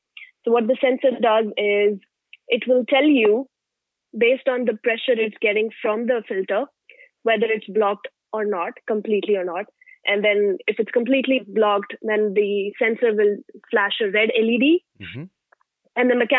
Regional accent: India; English is a second language; now in United States; So I'm an F1 student. So I moved from India 4 years ago, mm-hmm.

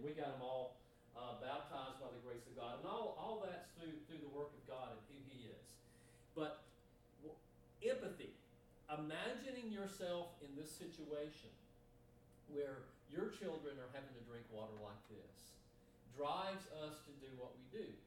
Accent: Moulton, Alabama, United States; now in Searcy, United States; I'm from Moulton, Alabama

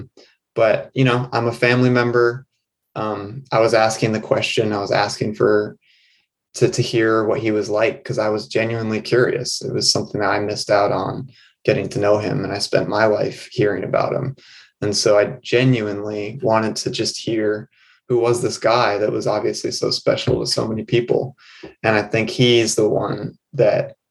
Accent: New England, United States; born and raised in New England

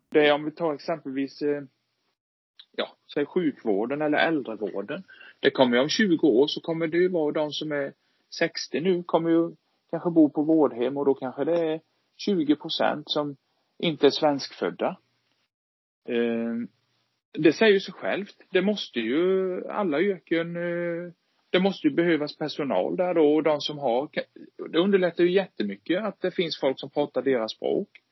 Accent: Sweden; also born or lived in Vetlanda; som svensk

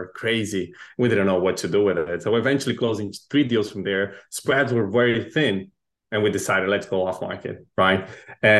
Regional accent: Brazil; moved away as an adult; also born or lived in Chile; now in United States; I was born in Chile, raised in Brazil, moved to the US about 10 years ago.

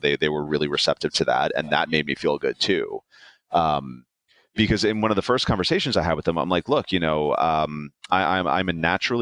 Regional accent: New York City, New York, United States; I'm a New Yorker

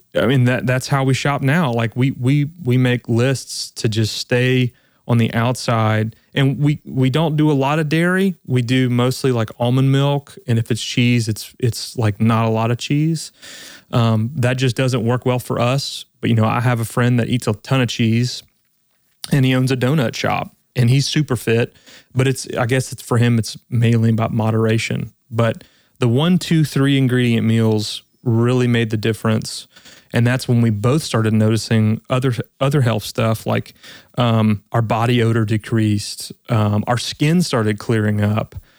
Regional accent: South Louisiana, United States; I'm really originally from South Louisiana, so I grew up eating

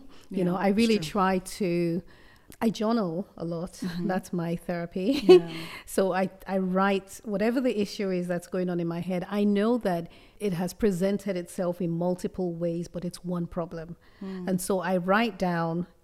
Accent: Benin City, Edo, Nigeria; moved away; also born or lived in northern Nigeria; I grew up in Benin, in Benin City. So although I'm Yoruba, but I grew up in Benin City

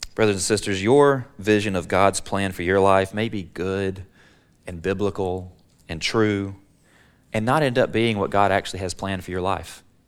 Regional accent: Alabama, United States; now in Texas, United States; I'm a Texan by choice, but I'm an Alabamian by birth

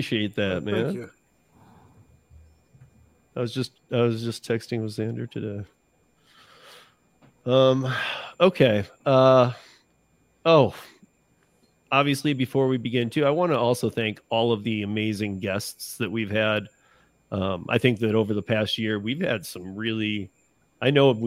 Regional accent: Lansing, Michigan, United States; my hometown, Lansing, Michigan

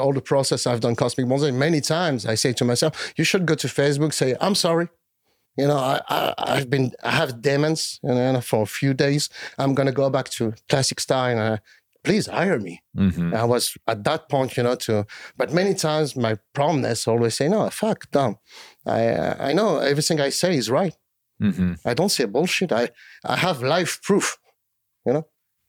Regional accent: France; So in Europe, I'm accepted by like 1% of the community. And it's even worse in my home country.

